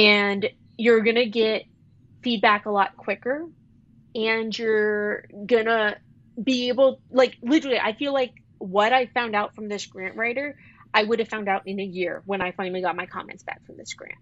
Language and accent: English; the South, United States; moved away as an adult; now in Iowa, United States; I'm from the South. I've never lived in snow.